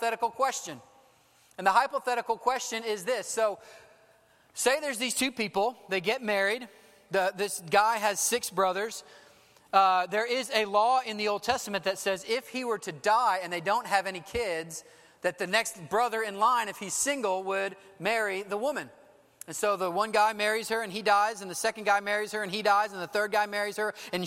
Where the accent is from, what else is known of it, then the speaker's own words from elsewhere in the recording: Dallas, Texas, United States; I'm from Dallas